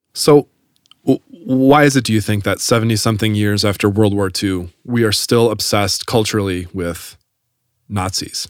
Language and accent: English; Wisconsin, United States; I grew up in Wisconsin